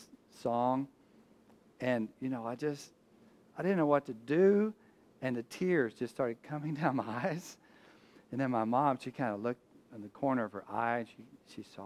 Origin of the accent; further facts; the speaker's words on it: Abilene, Texas, United States; now in Houston, United States; I'm born a Texan. I was born in Abilene, Texas.